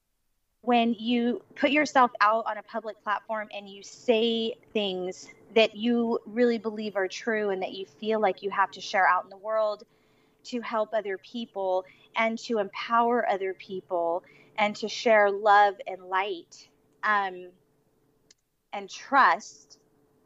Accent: Los Angeles, California, United States; moved away as an adult; also born or lived in Las Vegas; I grew up in LA, Orange County, very, very familiar with it

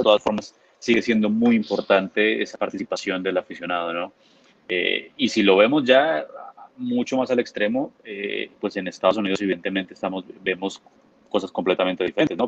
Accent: Bogotá, Colombia; nací en Bogotá

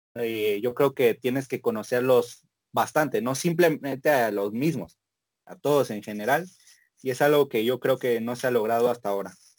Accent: Mexico; así somos los mexicanos

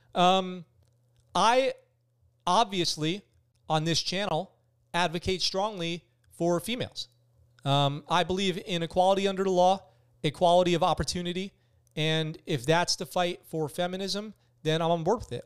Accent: Poughkeepsie, New York, United States; also born or lived in San Diego; now in Okinawa, Japan; I'm from Poughkeepsie, New York

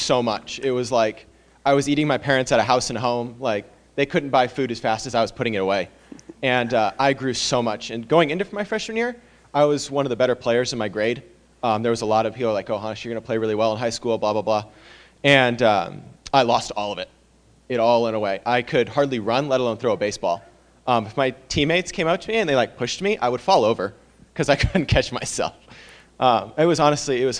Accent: Medford, Oregon, United States; I'm from Medford, Oregon, so I play baseball at Biola University

